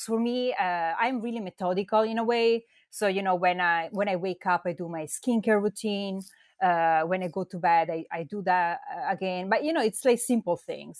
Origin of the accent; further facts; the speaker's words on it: Verona, Veneto, Italy; accent: Italian; English is a second language; moved away as an adult; also born or lived in London; as you can probably tell from my accent, I'm from Italy. I come from a small town, uh, Verona, which is between Venice and Milan.